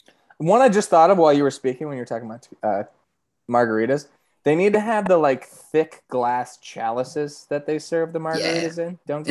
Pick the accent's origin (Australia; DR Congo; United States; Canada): United States; I'm American